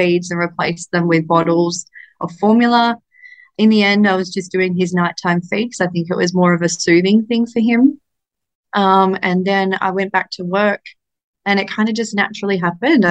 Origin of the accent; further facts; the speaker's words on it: Australia; I'm Australian